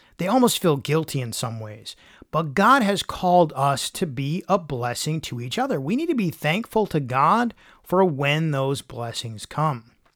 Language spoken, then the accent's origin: English; Michigan, United States; I grew up in Michigan where there were tons of leaves to rake in the fall